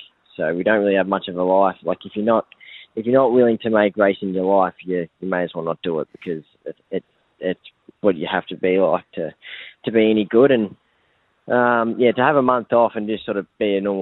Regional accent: Victoria, Australia; also born or lived in New South Wales; now in Brisbane, Australia; I grew up in Victoria

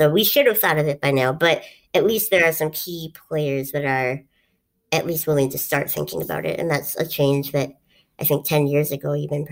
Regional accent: Duluth, Minnesota, United States; this is something that I grew up around, and I guess I've never really talked about it, is we did this thing in Duluth

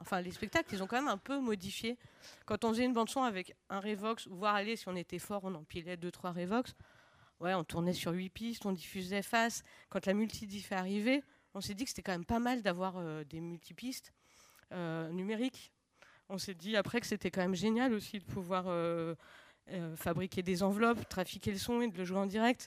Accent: Lyon, Auvergne-Rhône-Alpes, France; je viens de Lyon

